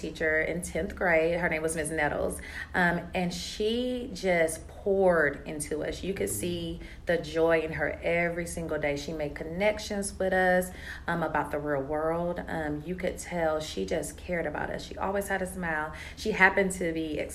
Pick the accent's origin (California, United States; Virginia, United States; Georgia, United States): Georgia, United States; DeKalb County; I grew up in DeKalb County, went to DeKalb County schools